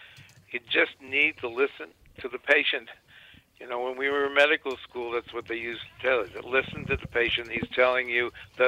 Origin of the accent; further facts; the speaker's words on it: Washington, District of Columbia, United States; I grew up actually in Washington, D.C. That was where I was born, and then after that, of course, went away for all the other educational experiences. I returned to D.C.